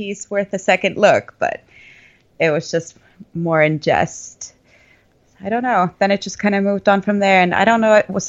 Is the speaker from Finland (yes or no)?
yes; northern Finland, Finland; English is a second language; because I'm from Northern Finland and heavy metal is, or like, and heavy rock is really prominent part of our, or is a really prominent part of our scene there.